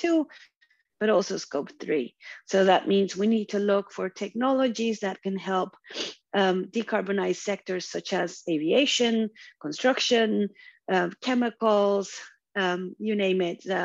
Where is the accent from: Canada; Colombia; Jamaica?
Colombia; moved away as an adult; also born or lived in Houston; I'm originally from Colombia in South America.